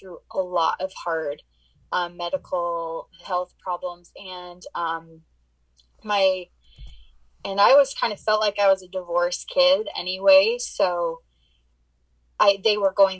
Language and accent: English; Arizona, United States; now in Utah, United States; I was born and raised in Arizona, and now I live in Utah